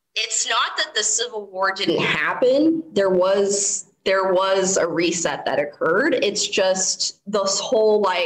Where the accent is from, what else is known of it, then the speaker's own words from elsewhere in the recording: Colorado, United States; I grew up in Colorado